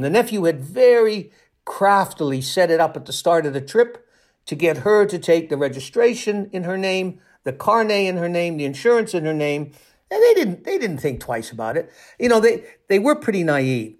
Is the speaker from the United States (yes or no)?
no; Toronto, Ontario, Canada; I spent a couple of years on the police desk in Toronto, in my hometown in Canada.